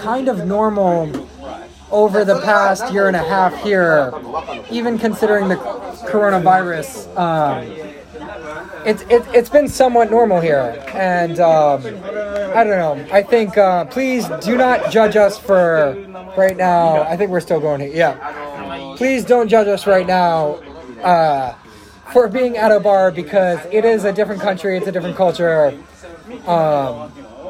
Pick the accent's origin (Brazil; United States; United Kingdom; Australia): United States; now in Japan; in my home country, America